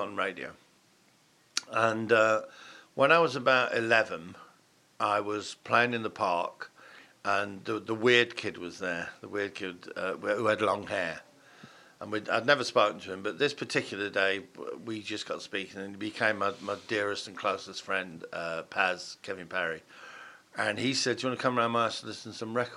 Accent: Chester, North West England, United Kingdom; also born or lived in Huntington / Farndon; now in London, United Kingdom; I was born in Huntington, grew up in Farndon, just out of Chester, and then we moved back into the city of Chester when I was about 8

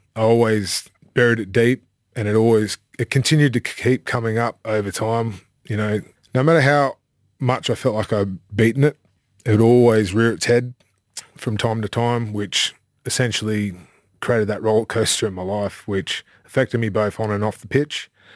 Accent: Sydney, New South Wales, Australia; moved away as an adult; also born or lived in United Kingdom; now in Mackay, Australia; I grew up in Avalon, Manly.

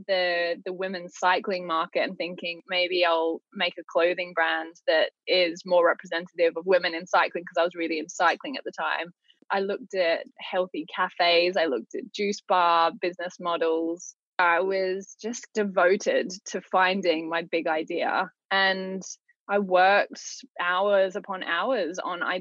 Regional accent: Australia; now in London, United Kingdom; I grew up in Australia

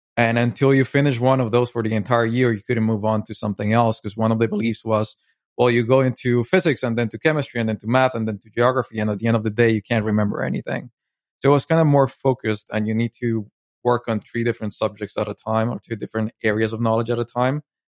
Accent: Medellín, Antioquia, Colombia; moved away; I was born in Medellin, Colombia, and I lived, um, a big chunk of my life there

